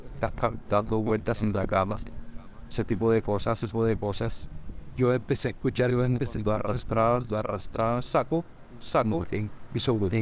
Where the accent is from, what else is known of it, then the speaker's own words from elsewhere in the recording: Montería, Córdoba, Colombia; soy de Montería, de Montería he vivido, viví